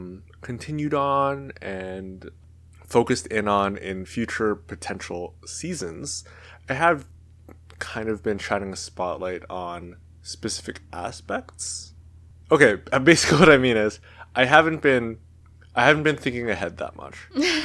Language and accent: English; Canada; I'm Canadian, doesn't affect me at all.